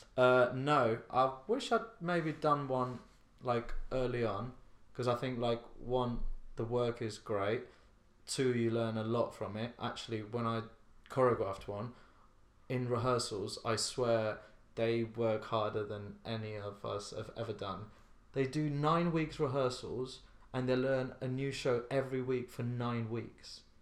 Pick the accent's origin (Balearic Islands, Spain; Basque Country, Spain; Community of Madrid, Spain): Balearic Islands, Spain; Ibiza; moved away as an adult; also born or lived in Slough; now in London, United Kingdom; I grew up in Ibiza, and I danced from when I was eight